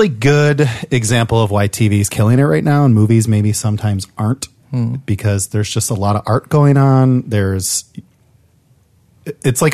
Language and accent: English; Midwest, United States; I'm from the Midwest too.